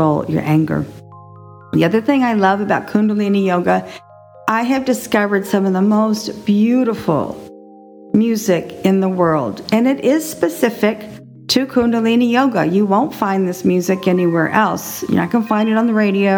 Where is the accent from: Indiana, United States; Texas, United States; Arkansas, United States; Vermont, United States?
Texas, United States; now in Gulfport, Florida, United States; I am a Texan. I was raised there